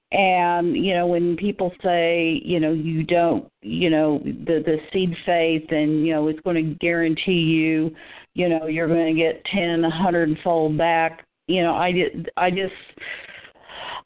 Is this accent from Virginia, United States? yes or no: no; Tulsa, Oklahoma, United States; moved away; I'm originally from Tulsa, Oklahoma